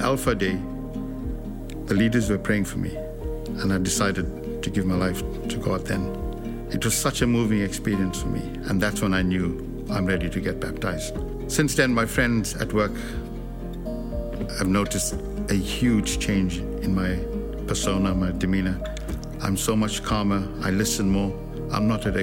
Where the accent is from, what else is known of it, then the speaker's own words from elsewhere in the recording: South Africa; moved away as an adult; now in United Kingdom; I grew up in South Africa in a Christian family